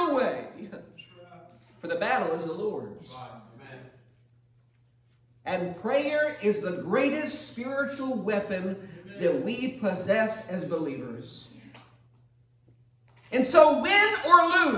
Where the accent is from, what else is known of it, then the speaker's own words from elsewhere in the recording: United States; for almost 40 years as an American citizen.